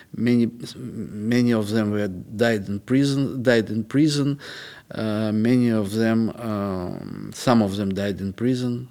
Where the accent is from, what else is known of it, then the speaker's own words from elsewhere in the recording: Moscow, Russia; moved away as an adult; now in Western Europe; I was born in Moscow, and since 29 years I live here